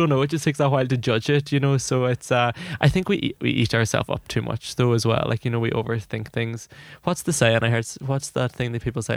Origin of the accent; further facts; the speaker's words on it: Ireland; I'm an Irish, uh, young Irish director